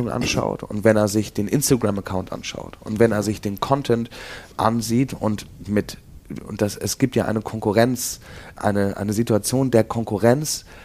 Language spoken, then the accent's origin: German; Hamburg, Germany; Denn ich komme selber hier aus Eppendorf oder wohne jetzt eine lange Zeit schon hier. Ich kenne die Gegend